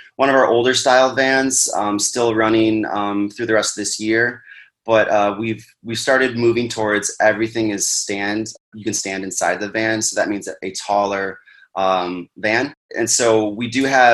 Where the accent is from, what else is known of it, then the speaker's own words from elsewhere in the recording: Wisconsin, United States; now in Arizona, United States; We're originally from Wisconsin